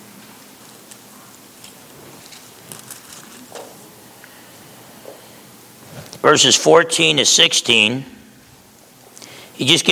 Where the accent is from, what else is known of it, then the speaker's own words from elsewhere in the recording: New Jersey, United States; moved away; back in Jersey, if they called you Tiny, you weren't Tiny